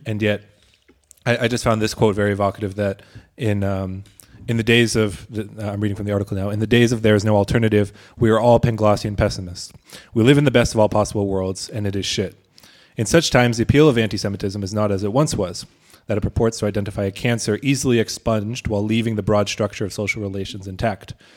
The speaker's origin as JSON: {"language": "English", "country": "United States", "moved": "yes", "said": "as an American"}